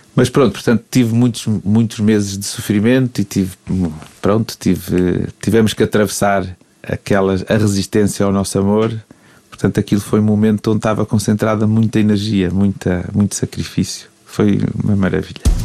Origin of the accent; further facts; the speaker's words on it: Mozambique; also born or lived in England; now in Porto, Portugal; cresci em Moçambique e saí de lá na, numa altura, depois de 25 de Abril